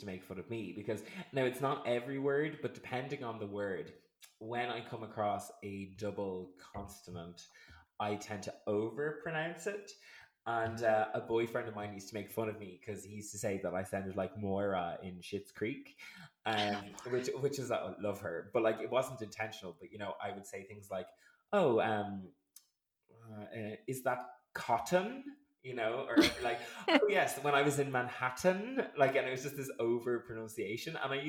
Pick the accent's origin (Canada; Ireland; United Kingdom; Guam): Ireland; Dublin, Leinster; accent: Dublin; I consider my Dublin accent to be quite neutral, but I get told like by people who are like inner city Dublin, they're always like, oh, fucking posh you are